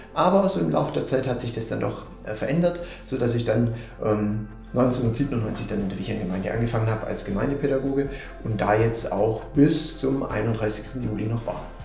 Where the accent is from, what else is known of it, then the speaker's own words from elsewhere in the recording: Swabia, Germany; accent: Swabian; moved away as an adult; now in Münster, Germany; ursprünglich komme ich aus dem Schwabenland, das wird der eine oder andere vielleicht auch hören.